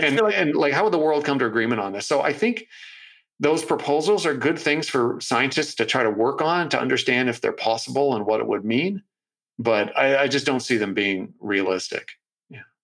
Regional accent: Toronto, Ontario, Canada; now in Vancouver, Canada; my hometown of Toronto

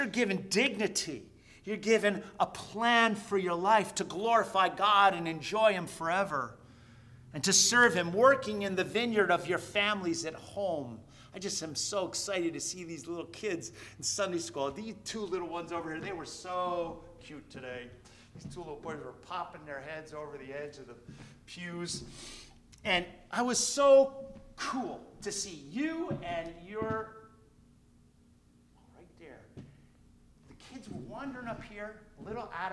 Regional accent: New Jersey, United States; now in Queensbury, United States; I was raised in New Jersey

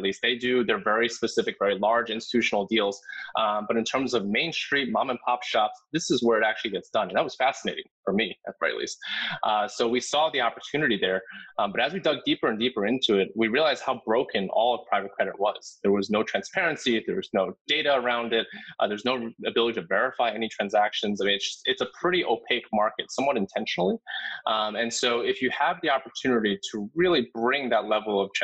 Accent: New Jersey, United States; I grew up in New Jersey, so kind of really close

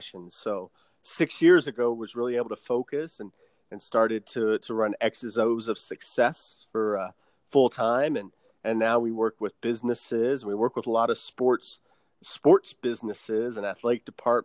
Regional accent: Southern Nevada, United States; we're born and raised in Southern Nevada. And so I always got to stay home and be in one market.

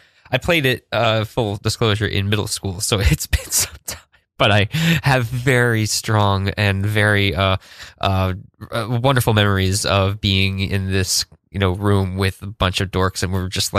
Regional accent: Woodstock, New York, United States; A bunch of contemporaries when I was growing up in Woodstock were big into like adventure game theater

